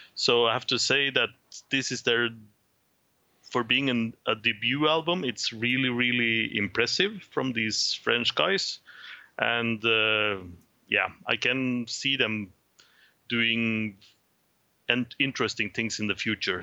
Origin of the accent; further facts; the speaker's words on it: Trondheim, Trøndelag, Norway; from my hometown of Trondheim, Norway.